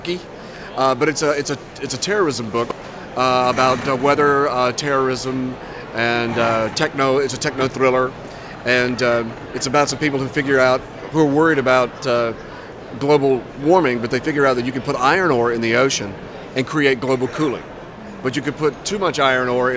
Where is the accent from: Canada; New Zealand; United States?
United States; Mississippi; I'm from Mississippi